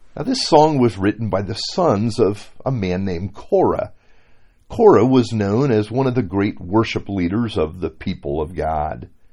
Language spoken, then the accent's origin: English; Miami, Florida, United States; moved away as an adult; my hometown, Miami